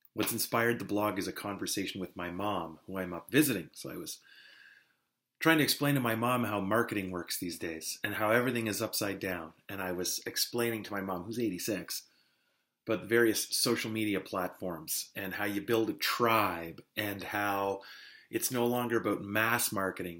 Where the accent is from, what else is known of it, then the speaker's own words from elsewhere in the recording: North Bay, Ontario, Canada; moved away; I've made the trip back to North Bay